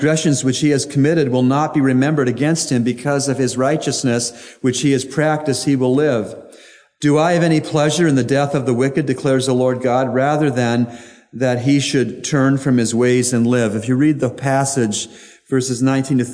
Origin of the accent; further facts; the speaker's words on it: United States; I'm an American citizen